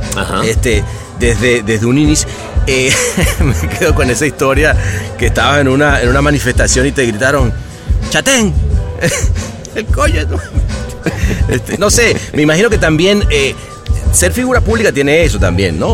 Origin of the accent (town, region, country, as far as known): Venezuela; moved away